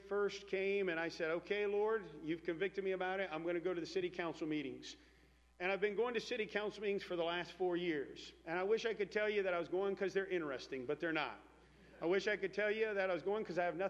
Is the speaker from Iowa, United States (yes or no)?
yes; Iowa, United States; I'm from Iowa